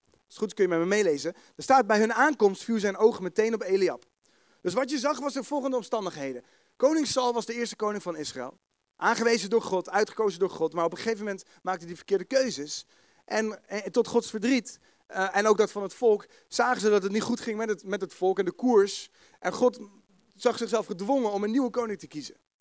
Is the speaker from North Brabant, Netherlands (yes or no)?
no; The Hague, South Holland, Netherlands; accent: Haags; Kun je me verstaan met mijn Haagse accent